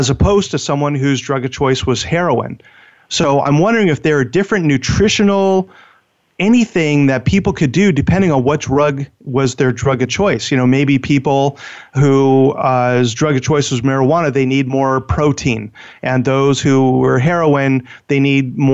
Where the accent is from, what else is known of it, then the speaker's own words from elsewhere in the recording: Southern California, United States; I grew up in Southern California